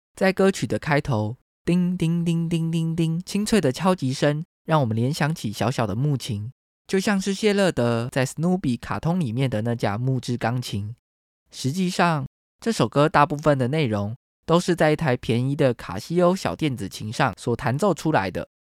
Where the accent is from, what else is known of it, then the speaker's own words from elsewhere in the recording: Taiwan; 台湾是一块宝岛，同时也是我们的家乡